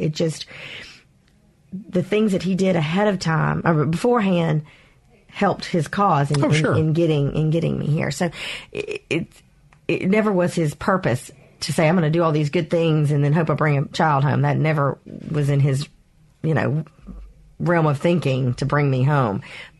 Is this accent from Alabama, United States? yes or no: yes; Mobile, Alabama, United States; You know, I did. I was one of very few Asian people, period, but Vietnamese people in all of my schools.